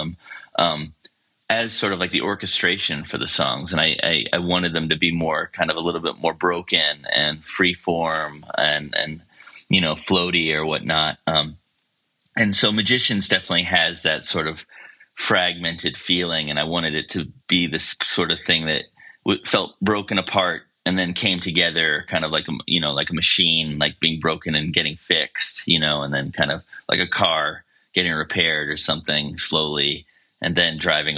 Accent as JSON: {"language": "English", "area": "Baltimore County", "region": "Maryland", "country": "United States", "tie": "born or raised there", "moved": "as an adult", "lives_now": "Asheville, United States", "said": "I grew up in Baltimore County, you know, outside of the city"}